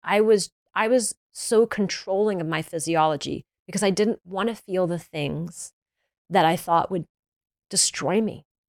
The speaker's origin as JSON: {"language": "English", "region": "the South", "country": "United States", "said": "I'm from the South, we used to eat honey buns"}